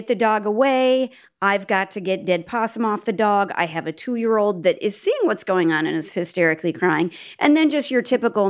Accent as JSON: {"language": "English", "region": "Nebraska", "country": "United States", "said": "We are from Nebraska."}